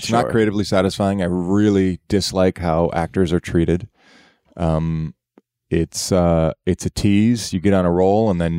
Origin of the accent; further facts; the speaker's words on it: Canada; I'm Canadian.